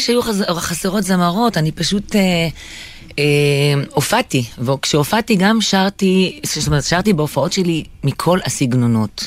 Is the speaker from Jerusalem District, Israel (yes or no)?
yes; Jerusalem, Jerusalem District, Israel; ההורים שלי ירושלמים, אבל הצאצאים זה מסוריה ומאזרבייג'אן ומכל מיני מקומות כאלה. וגדלתי בשכונה, ש... ליד שכונת הבוכרים שם